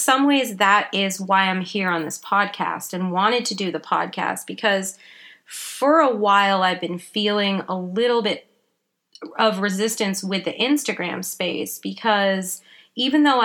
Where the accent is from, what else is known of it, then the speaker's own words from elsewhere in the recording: Vancouver Island, British Columbia, Canada; also born or lived in England; I was born in England, but I grew up on Vancouver Island in Canada